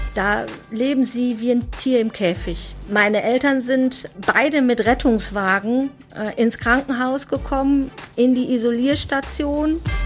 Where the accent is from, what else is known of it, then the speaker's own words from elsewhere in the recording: Reken, North Rhine-Westphalia, Germany; also born or lived in Coesfeld; Ich bin aufgewachsen in Reken, das ist eine kleine Gemeinde im Kreis Borken, nicht weit von Coesfeld, aber ja, da habe ich die ersten 21 Jahre meines Lebens verbracht.